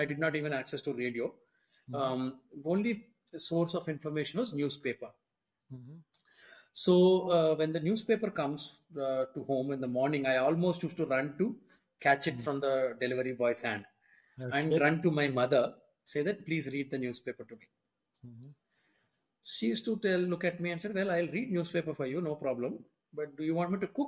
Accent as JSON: {"language": "English", "town": "Vijayawada", "region": "Andhra Pradesh", "country": "India", "tie": "born or raised there", "also_born_or_lived": "Hyderabad", "moved": "as an adult", "said": "I grew up in Vijayawada"}